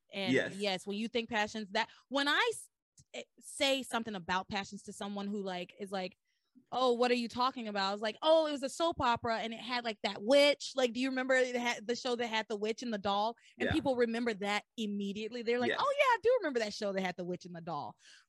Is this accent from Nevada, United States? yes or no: no; Tennessee, United States; Yeah, I grew up in Tennessee, so I know like there's a lot of that in Tennessee, in the South in general.